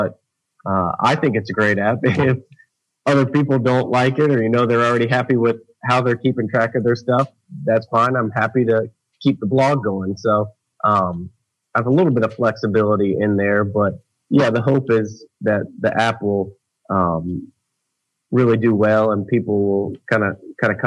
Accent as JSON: {"language": "English", "town": "Jacksonville", "region": "Florida", "country": "United States", "tie": "born or raised there", "said": "I grew up in Jacksonville, Florida"}